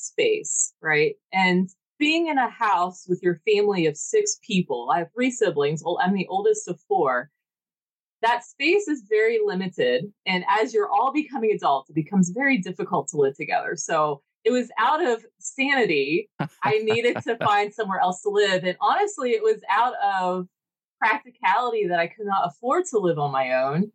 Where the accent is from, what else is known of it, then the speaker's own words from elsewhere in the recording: Morgantown, West Virginia, United States; I am from Morgantown, West Virginia, born and raised, still here